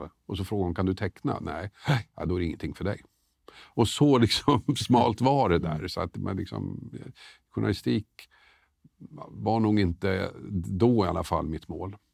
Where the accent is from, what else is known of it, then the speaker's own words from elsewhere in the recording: Tumba, Stockholm County, Sweden; alltså jag växte upp i Tumba. Bodde i Storvreten bland annat, som numera är ett utsatt område.